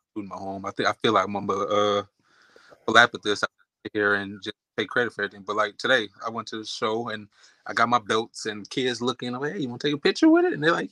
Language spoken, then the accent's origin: English; Oakland, California, United States; I'm from Oakland, California